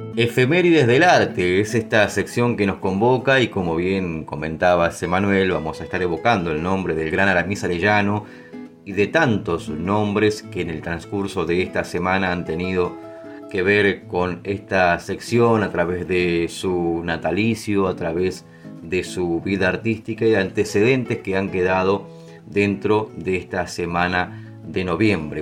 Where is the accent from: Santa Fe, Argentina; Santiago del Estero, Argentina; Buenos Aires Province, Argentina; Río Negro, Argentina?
Buenos Aires Province, Argentina; San Vicente; de mi pueblo, que con orgullo siempre digo, San Vicente, provincia de Buenos Aires